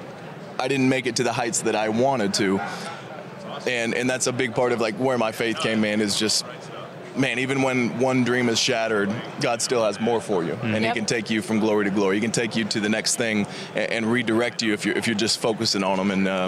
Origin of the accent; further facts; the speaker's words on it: Sacramento, California, United States; I mean, I was from Sacramento, and the family was rocking at every game.